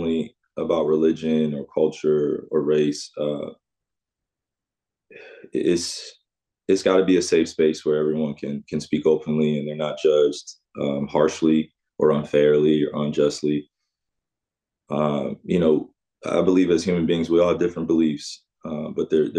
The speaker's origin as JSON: {"language": "English", "town": "West Orange", "region": "New Jersey", "country": "United States", "tie": "born or raised there", "said": "my experience of growing up in West Orange, New Jersey, in Jersey in general, New York"}